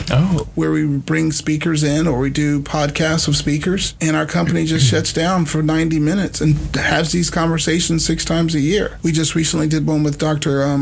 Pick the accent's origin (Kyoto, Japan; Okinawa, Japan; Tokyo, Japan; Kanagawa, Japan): Okinawa, Japan; born there; also born or lived in Germany / New Jersey / El Paso; So I came to school in Beaumont, but I was born in Okinawa, Japan, lived in Germany, lived wow. in Jersey, lived in, you know, everywhere.